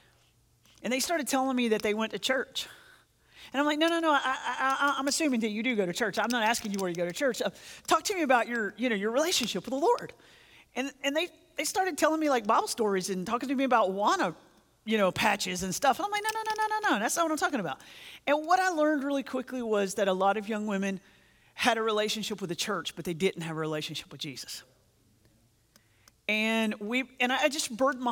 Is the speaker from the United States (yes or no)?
yes; North Carolina, United States; I grew up in North Carolina